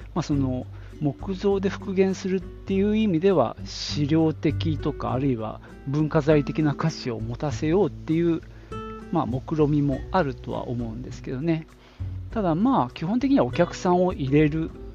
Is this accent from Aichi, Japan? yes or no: yes; Nagoya, Aichi, Japan; 名古屋城、まあ、僕の地元でもある地元というかまあ実家がある